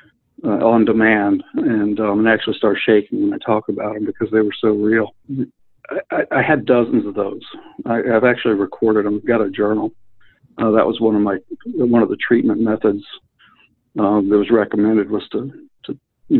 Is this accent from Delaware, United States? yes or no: yes; Wilmington, Delaware, United States; moved away as an adult; also born or lived in Alabama; now in Syracuse, United States; I'm originally from Wilmington, Delaware, and moved to Alabama when I was 18 with my parents